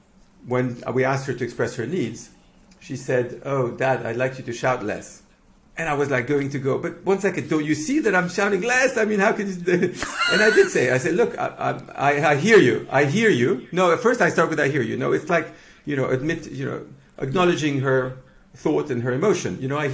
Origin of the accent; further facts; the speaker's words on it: Mexico; now in United Kingdom; born in Mexico and raised in Mexico. So I'm Mexican Lebanese. I'm also Greek from my granddad, and I'm now British because I've been here for 20 years.